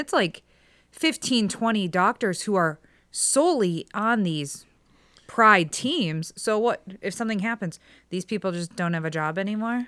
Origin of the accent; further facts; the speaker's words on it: Strongsville, Ohio, United States; now in Middleburg Heights, United States; I grew up in Strongsville